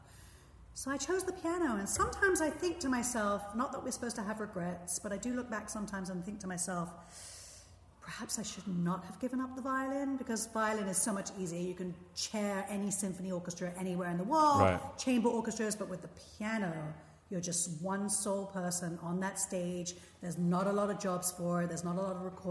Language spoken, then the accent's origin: English; London, United Kingdom; moved away as an adult; also born or lived in Philadelphia / Israel; now in United States; I'm from London, England